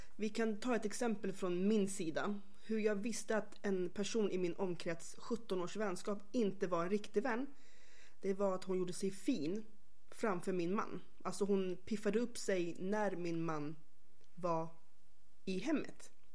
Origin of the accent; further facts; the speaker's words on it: Stockholm, Stockholm County, Sweden; jag är uppväxt faktiskt på Röda linjen i Stockholm, i själva Skärholmen